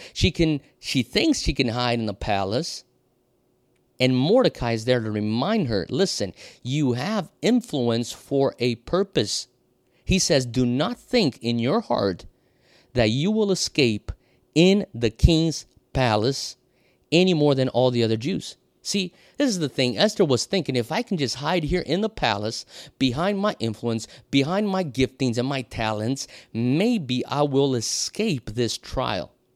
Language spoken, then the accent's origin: English; Brazil; moved away as an adult; also born or lived in Europe / United States; now in Hawaii, United States; I was born and raised in Brazil, so I speak Portuguese